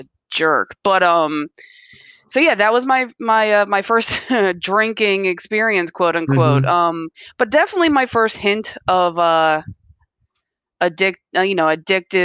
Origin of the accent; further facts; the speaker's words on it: Columbia, Maryland, United States; From Columbia, right here in Maryland